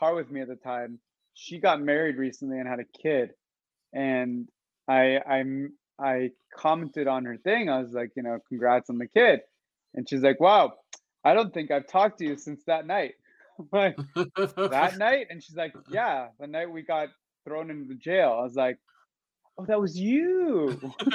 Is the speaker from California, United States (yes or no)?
yes; Los Angeles, California, United States; moved away as an adult; also born or lived in Boston, Massachusetts / Israel; I was born in Boston, Massachusetts. I was raised in Venice Beach, California